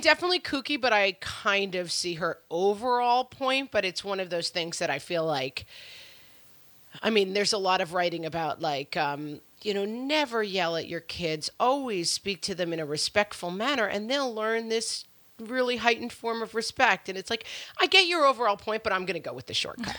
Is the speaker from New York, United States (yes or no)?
yes; New York, United States; And I was raised in New York. and we live in New York.